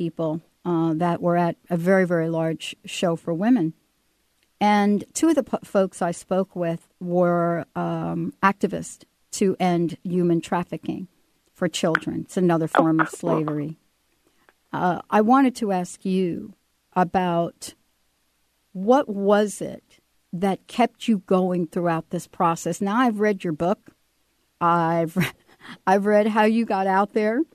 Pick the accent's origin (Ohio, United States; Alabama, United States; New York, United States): New York, United States; also born or lived in Western Washington; now in Washington, United States; I grew up in the Bronx and I grew up in New York